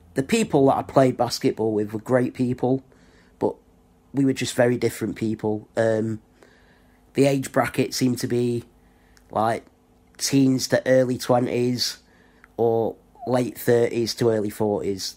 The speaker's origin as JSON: {"language": "English", "town": "Blackpool", "region": "North West England", "country": "United Kingdom", "tie": "born or raised there", "moved": "as an adult", "lives_now": "Rotherham, United Kingdom", "said": "I was born in Blackpool, which is in the northwest of England. Didn't really fit in at school. Went to college"}